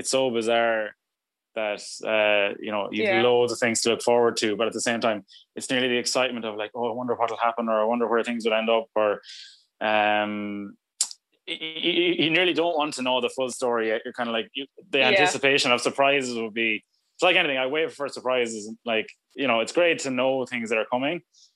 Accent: Ireland; we're Irish

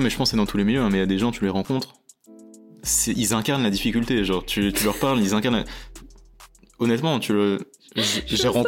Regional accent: Chatou, Île-de-France, France; born there; also born or lived in Tokyo, Japan; Moi tu vois, je suis né à Chatou, dans le 78.

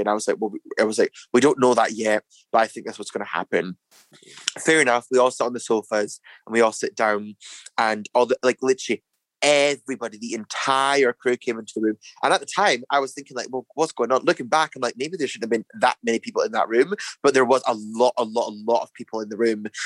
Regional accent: Dundee, Scotland, United Kingdom; moved away; also born or lived in United States; growing up in Dundee when I was younger, moving to America, I moved to America

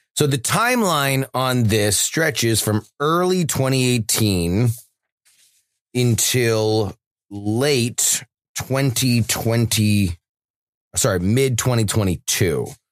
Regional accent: South Florida, United States; growing up as a kid growing up in South Florida

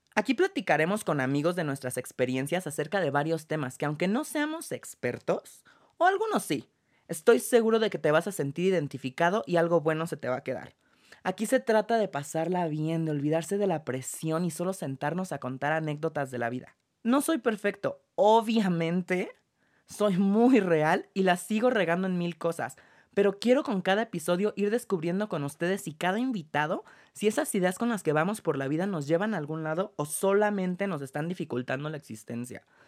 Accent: Mexico City, Mexico; also born or lived in London / France / Los Angeles; mexicano. Vivo en la Ciudad de México y toda mi educación fue aquí.

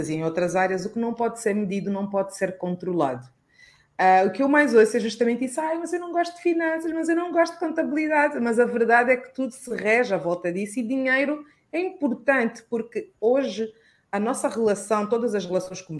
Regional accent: Luanda, Luanda Province, Angola; eu sou uma mulher de 38 anos de idade, nascida e criada aqui em Luanda, sou pura caluanda de gema

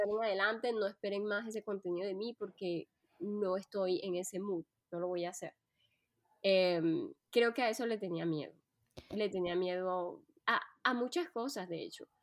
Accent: Colombia; moved away as an adult; now in France; soy colombiana de nacimiento, pero antes de decidir vivir en Francia, pues viajé por muchos países.

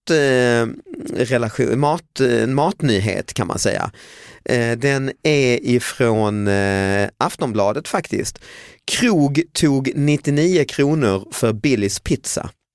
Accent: Lund, Skåne, Sweden; min hemstad Lund

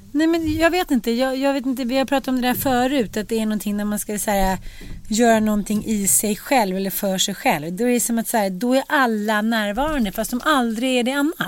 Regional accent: Sweden; also born or lived in United States

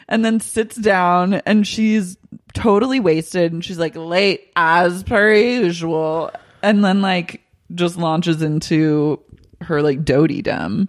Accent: Oklahoma, United States; moved away; I grew up in Oklahoma

